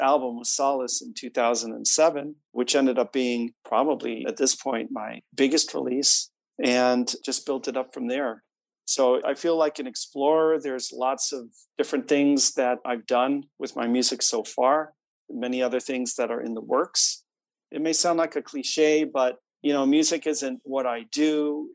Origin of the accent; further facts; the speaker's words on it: Chicago, Illinois, United States; moved away as an adult; now in Boston, United States; I grew up in the Midwest, Chicago area, but went out to Boston to Berklee College of Music